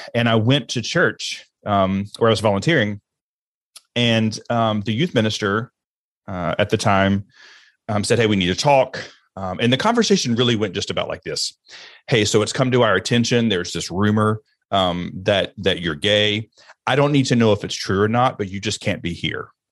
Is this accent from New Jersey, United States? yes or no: no; Alabama, United States; I grew up in Alabama, and I grew up in the church